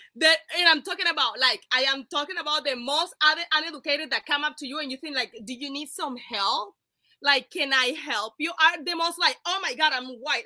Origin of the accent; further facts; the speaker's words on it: Cartagena, Bolívar, Colombia; now in United States; I am from Cartagena, Colombia.